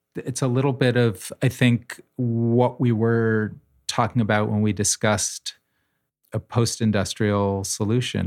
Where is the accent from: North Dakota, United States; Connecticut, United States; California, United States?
Connecticut, United States; New Haven; When I was a child growing up in New Haven